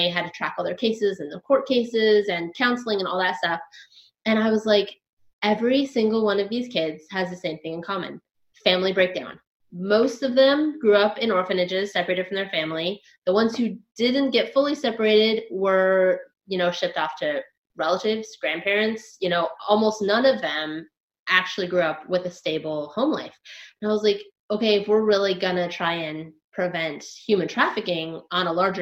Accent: Washington, United States; moved away as an adult; also born or lived in Los Angeles, United States; now in Thailand; I'm from Los Angeles. originally Washington State, but I lived in Los Angeles for 10 years before I moved here

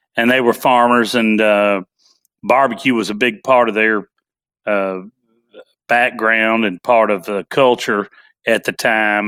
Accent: Nashville, Tennessee, United States; born and raised in Nashville, Tennessee

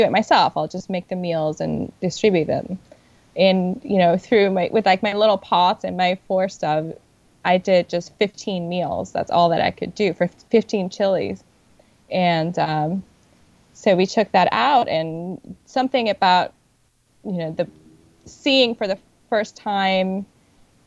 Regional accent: Puerto Rico; now in New York, United States; I am originally from Puerto Rico

